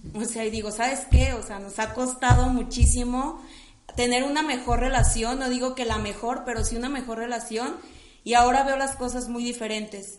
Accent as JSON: {"language": "Spanish", "town": "Guadalajara", "region": "Jalisco", "country": "Mexico", "said": "soy de aquí de la ciudad de Guadalajara, amo ser de Guadalajara."}